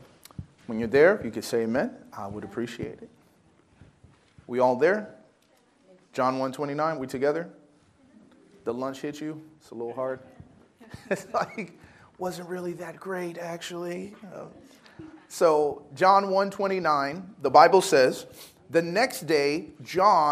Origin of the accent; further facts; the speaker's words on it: Chicago, Illinois, United States; I'm from Chicago